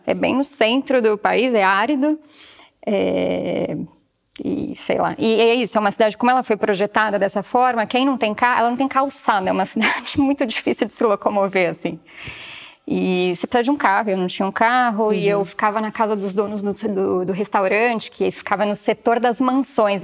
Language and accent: Portuguese; São Paulo, Brazil; moved away as an adult; now in Porto, Portugal; eu sou de São Paulo